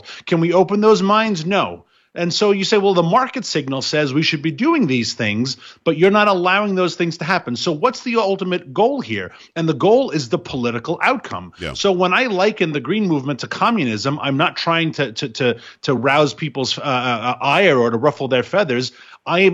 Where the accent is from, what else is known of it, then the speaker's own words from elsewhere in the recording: New York, United States; my home state of New York